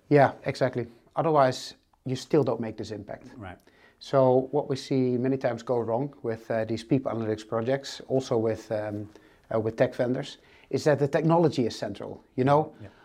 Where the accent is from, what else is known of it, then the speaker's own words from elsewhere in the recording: northern Netherlands, Netherlands; moved away as an adult; now in Amsterdam, Netherlands; I'm actually not from Amsterdam. I'm from a very small village uh, in the north of uh, the Netherlands.